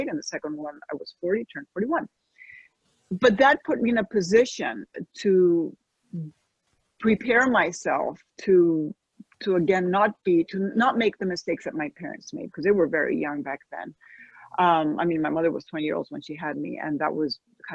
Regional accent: Spain; moved away as an adult; also born or lived in United States; now in Florida, United States; I'm American and I'm Spanish, but I had never really lived here for any extended period of time as an adult

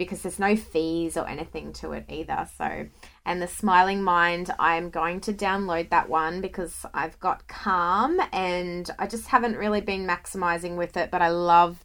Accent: Scotland, United Kingdom; I'm from Scotland. So being from the UK

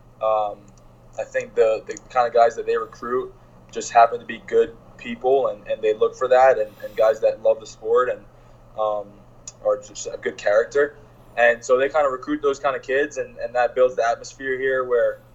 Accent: Princeton, New Jersey, United States; my hometown in Princeton, New Jersey

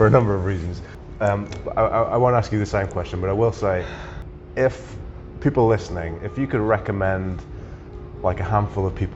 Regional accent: United Kingdom; I'm British

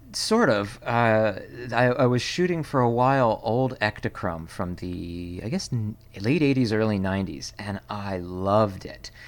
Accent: Pennsylvania, United States; now in Seattle, United States; originally from Pennsylvania, which is a state

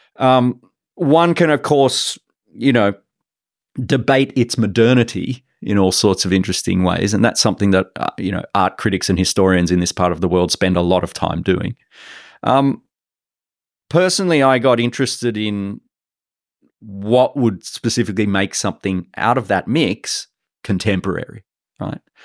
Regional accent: Sydney, New South Wales, Australia; moved away as an adult; now in Singapore; I grew up in Sydney and I studied in Sydney

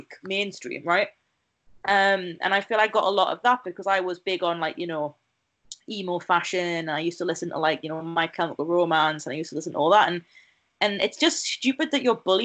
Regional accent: near Newcastle, North East England, United Kingdom; moved away as an adult; also born or lived in Oxford; the big city near my hometown, Newcastle.

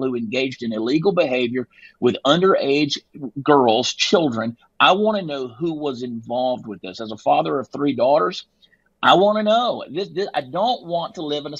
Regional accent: Texas, United States; I'm a Texan

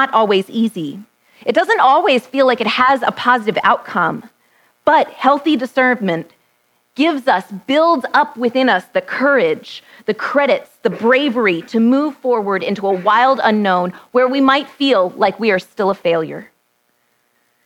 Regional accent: Texas, United States; born or raised there

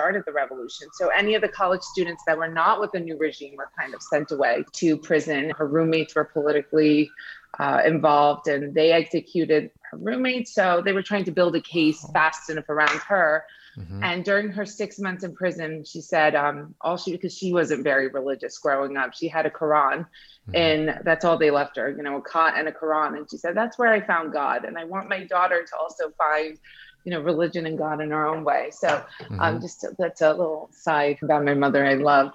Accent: United States; also born or lived in Iran; I immigrated to the US around the age of 7

